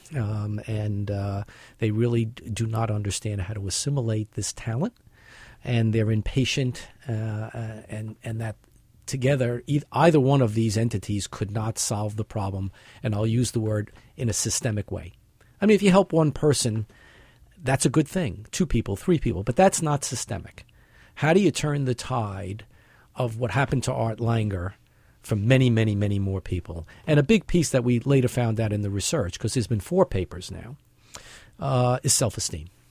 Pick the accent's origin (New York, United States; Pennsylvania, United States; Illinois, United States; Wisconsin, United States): New York, United States; New York City; born or raised there